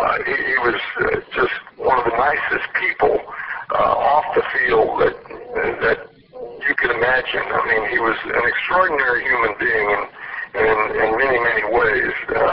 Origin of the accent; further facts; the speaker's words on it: Memphis, Tennessee, United States; growing up in Memphis, Tennessee, that was Cardinal country. It's only 290 miles south of St. Louis.